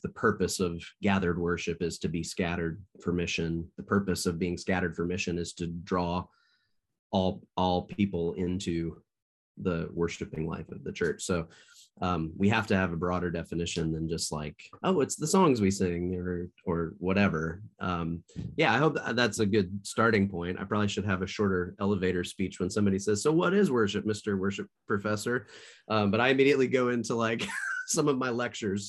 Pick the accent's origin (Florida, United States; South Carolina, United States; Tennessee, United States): Tennessee, United States; Nashville; now in Marion, United States; I grew up in the Nashville, Tennessee area